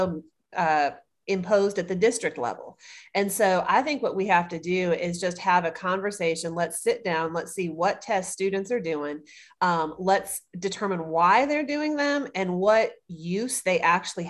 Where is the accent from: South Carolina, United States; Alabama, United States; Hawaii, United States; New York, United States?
South Carolina, United States; Greenville; now in Columbia, United States; I am originally from Greenville, South Carolina. I live in Columbia now